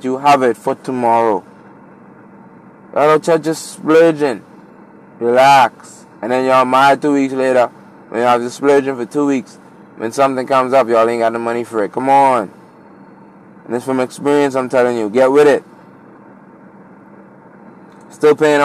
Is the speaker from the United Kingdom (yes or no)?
no; Bahamas; I'm from the Bahamas